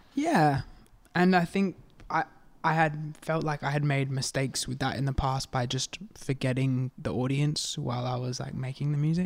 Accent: Adelaide, South Australia, Australia; I'm from Adelaide

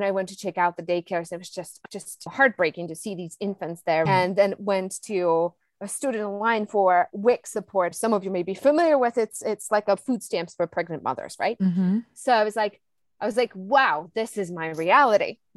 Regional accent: Czechia; moved away; I'm originally from the Czech Republic

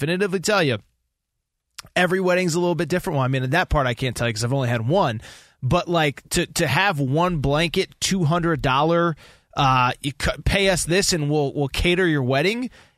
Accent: East Coast, United States; you're from the East Coast. I'm from the East Coast.

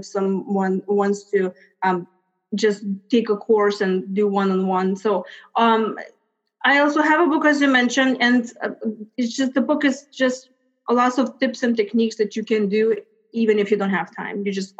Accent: Lithuania; moved away; So as you mentioned, I came from Lithuania 20 years ago.

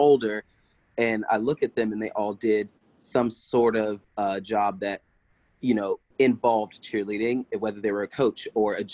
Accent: Kingstree, South Carolina, United States; born there; so I was born in South Carolina uh, small town of Kingstree, uh, literally like there's like three stoplights.

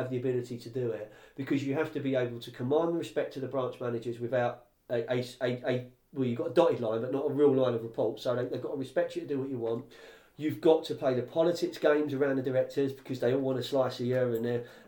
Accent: London, United Kingdom; So I'm from West London, I'm in my early 20s

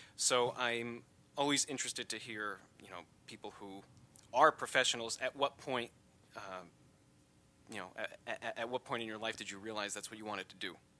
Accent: United States; as an American

